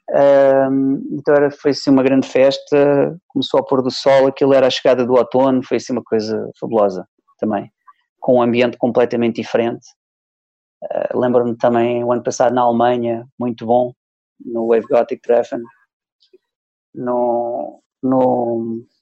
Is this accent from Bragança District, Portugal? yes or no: yes; Soeira, Bragança District, Portugal; baseado numa, numa história que eu ouvi há muitos anos lá em, na minha aldeia, em Soeira.